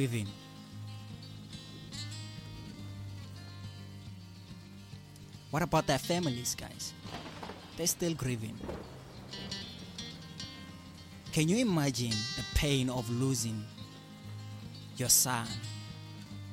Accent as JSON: {"language": "English", "country": "South Africa", "said": "I'm proud to be a South African right now"}